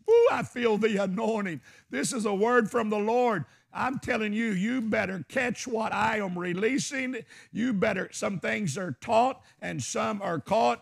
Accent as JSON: {"language": "English", "region": "Arkansas", "country": "United States", "said": "I'm from Arkansas."}